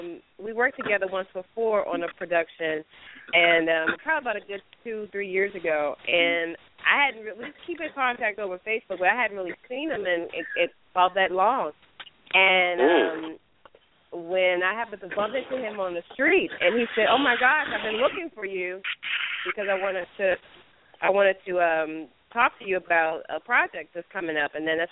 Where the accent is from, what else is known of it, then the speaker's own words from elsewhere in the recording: Baltimore, Maryland, United States; moved away as an adult; now in New York, United States; I'm originally from Baltimore, Maryland. I've been in New York now. January will be 15 years